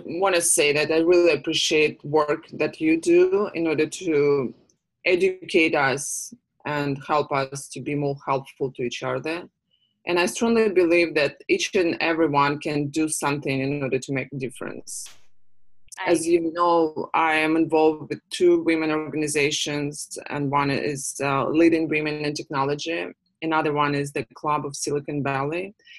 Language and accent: English; Russia; And I know, just because I came from Russia, where these type of organizations do not exist.